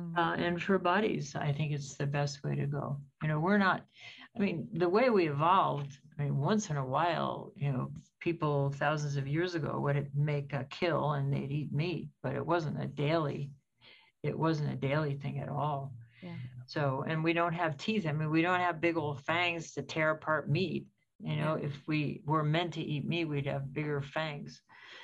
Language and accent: English; United States